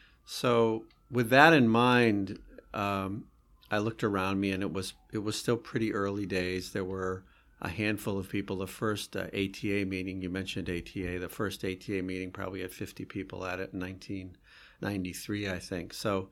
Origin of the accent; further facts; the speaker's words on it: Vermont, United States; I grew up in Vermont in a very sort of simple household.